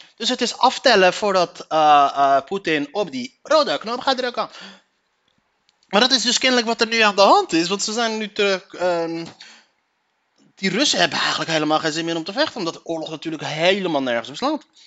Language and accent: Dutch; Leiden, South Holland, Netherlands; ik kom uit Leiden. Daar kom ik vandaan.